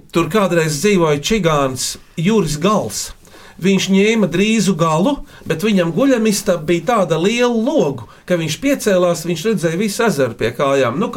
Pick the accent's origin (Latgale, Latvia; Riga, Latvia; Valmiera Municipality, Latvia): Riga, Latvia; es esmu no Rīgas, un mana mīkla ir šāda.